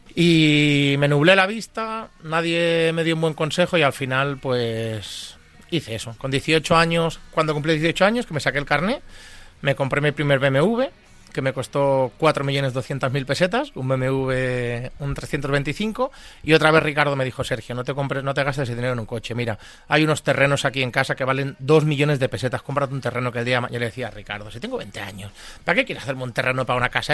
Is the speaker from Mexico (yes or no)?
no; Manresa, Catalonia, Spain; moved away as an adult; now in Madrid, Spain; Yo soy nacido de Manresa, en Barcelona.